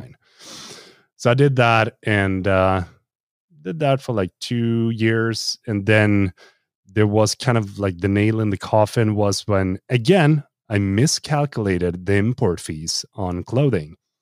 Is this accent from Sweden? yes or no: yes; Sweden; here in Sweden